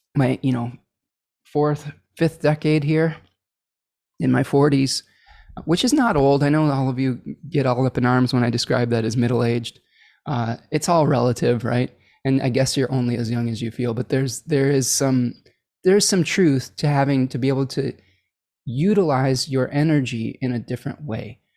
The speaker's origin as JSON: {"language": "English", "town": "Ypsilanti", "region": "Michigan", "country": "United States", "tie": "born or raised there", "said": "my hometown of Ypsilanti, Michigan"}